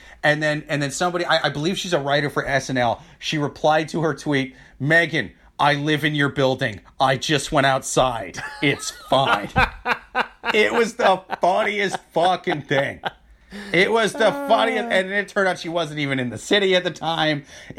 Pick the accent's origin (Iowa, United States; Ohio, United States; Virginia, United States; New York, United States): Iowa, United States; Yeah, I'm from Iowa. I know.